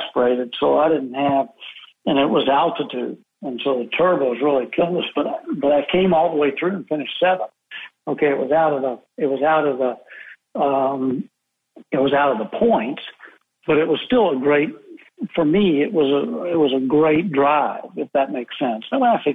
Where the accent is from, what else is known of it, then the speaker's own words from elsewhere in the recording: United States; I'm half American